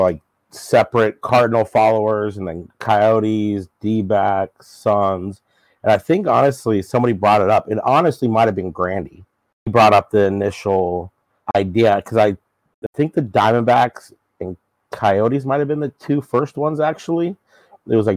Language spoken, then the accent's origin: English; Arizona, United States; born and raised in Arizona